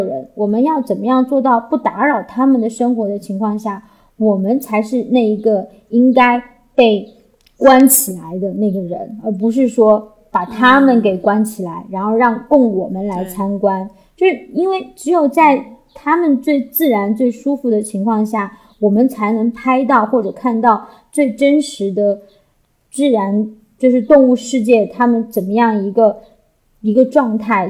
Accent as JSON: {"language": "Chinese", "town": "Chengdu", "region": "Sichuan", "country": "China", "said": "我是成都人"}